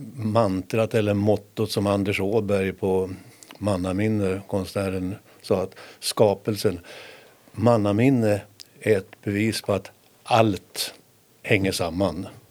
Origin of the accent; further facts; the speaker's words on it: Härnösand, Västernorrland County, Sweden; jag som hade min uppväxt i Härnösand på det spännande 60-talet